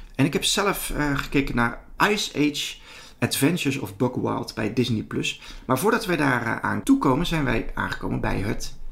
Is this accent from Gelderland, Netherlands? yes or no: yes; Betuwe, Gelderland, Netherlands; ik ben de jongen van de Betuwe.